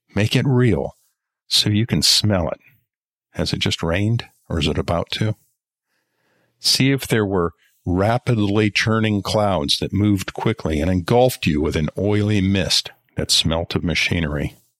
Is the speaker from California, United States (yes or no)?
no; Colorado, United States; When I was growing up in Colorado, we lived in a relatively rural area